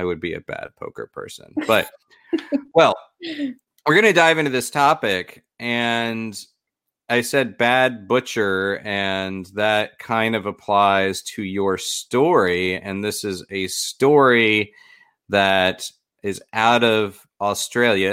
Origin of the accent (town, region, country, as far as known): Florida, United States; born or raised there